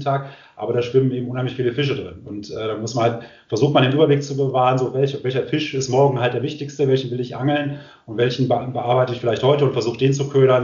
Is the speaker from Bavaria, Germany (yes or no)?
no; Düsseldorf, North Rhine-Westphalia, Germany; moved away; ich komme ursprünglich aus Düsseldorf